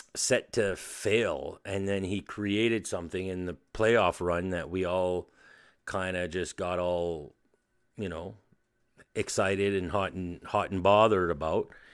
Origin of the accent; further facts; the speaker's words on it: New Brunswick, Canada; I'm from New Brunswick in, uh, Canada